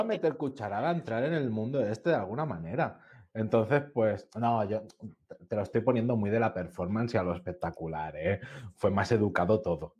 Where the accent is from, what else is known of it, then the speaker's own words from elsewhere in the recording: Catalonia, Spain; tú y yo que somos catalanes